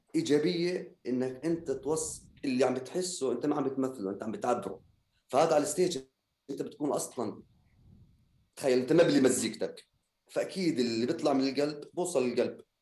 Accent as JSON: {"language": "Arabic", "country": "Jordan", "said": "احنا موسيقيين اردنيين"}